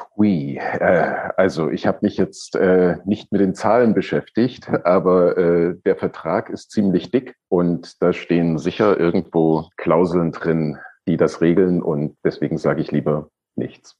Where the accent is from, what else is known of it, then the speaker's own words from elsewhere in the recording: Germany; ich bin ja im, in der DDR aufgewachsen.